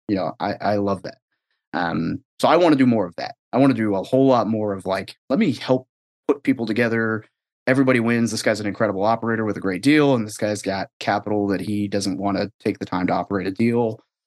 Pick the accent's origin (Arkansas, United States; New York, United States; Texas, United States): Arkansas, United States; moved away as an adult; also born or lived in Northern California; I was born in NorCal, but I, I grew up in Arkansas for the most part.